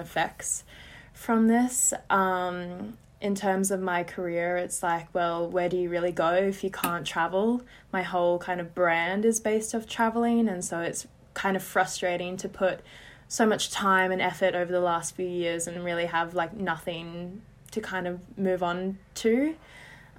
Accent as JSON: {"language": "English", "country": "Australia", "moved": "as an adult", "lives_now": "England, United Kingdom", "said": "I am originally from Australia, but I currently am living in England"}